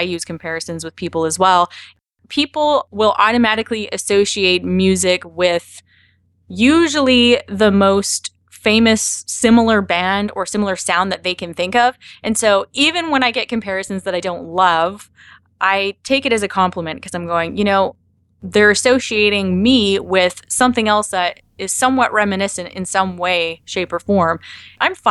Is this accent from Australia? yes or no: no; Canada; I'm Canadian